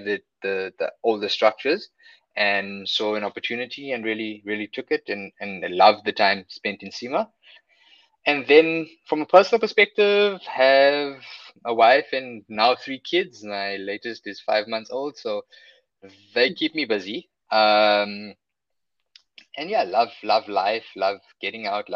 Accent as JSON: {"language": "English", "town": "Johannesburg", "region": "Gauteng", "country": "South Africa", "tie": "born or raised there", "also_born_or_lived": "Durban", "moved": "as an adult", "lives_now": "Cape Town, South Africa", "said": "Then spent my whole life in Joburg and moved to Cape Town about, I think it's about 8 years ago."}